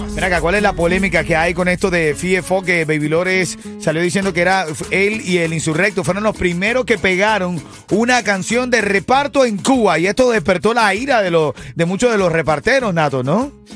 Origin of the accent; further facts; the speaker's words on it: Venezuela; now in Miami, United States; un venezolano que vino buscando seguir haciendo su sueño realidad